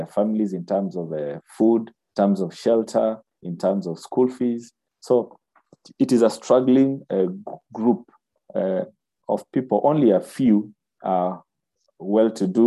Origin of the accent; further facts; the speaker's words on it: Nairobi, Kenya; I was born and bred in Nairobi